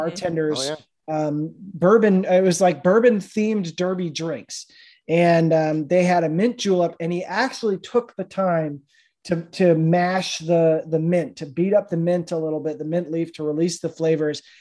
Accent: Rhode Island, United States; moved away; I grew up in Rhode Island

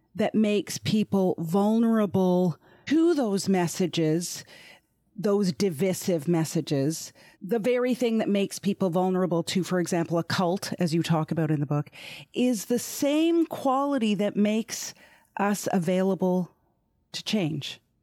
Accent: Canada; I'm Canadian

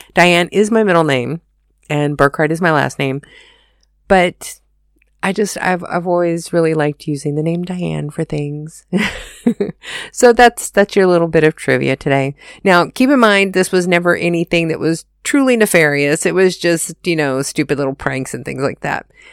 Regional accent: United States; moved away as an adult; now in Germany; being an American living in Germany

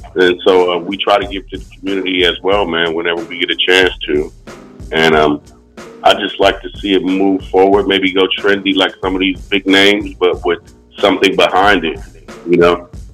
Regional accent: Oceanside, California, United States; moved away as an adult; now in Winston-Salem, United States; growing up in Oceanside

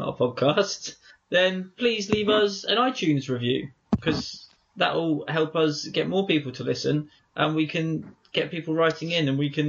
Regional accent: Ireland; because, well, because I'm Irish and I'm in a pub, so...

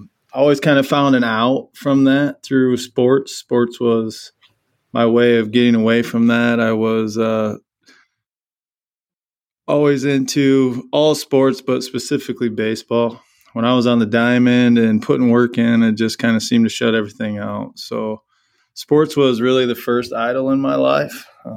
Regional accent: Burlington, Iowa, United States; now in Waverly, United States; So, yeah, born in Iowa City, and then I always say that I grew up in Burlington, Iowa.

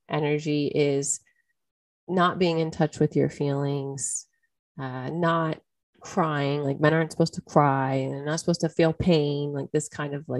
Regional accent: United States; I'm American.

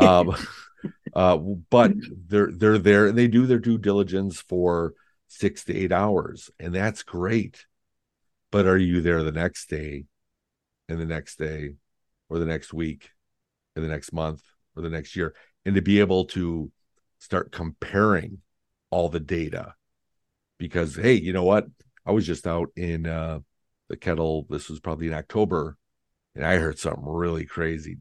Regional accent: Lindenhurst, Illinois, United States; now in Wisconsin, United States; my hometown in Lindenhurst, Illinois

